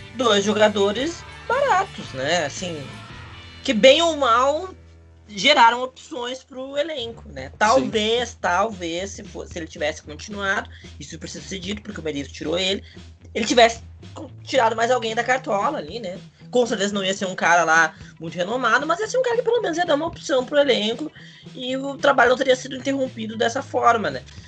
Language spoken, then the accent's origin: Portuguese; South Region, Brazil; nós que somos do Sul